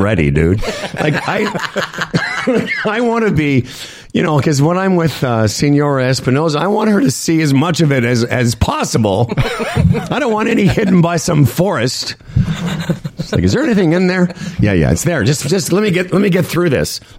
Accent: Moose Jaw, Saskatchewan, Canada; we grew up in Moose Jaw

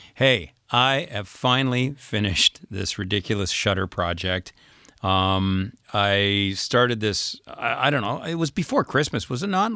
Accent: Canada; moved away as an adult; now in France; we're Canadian citizens, we're here on a visitor's visa, but we pay taxes here and we have a house here

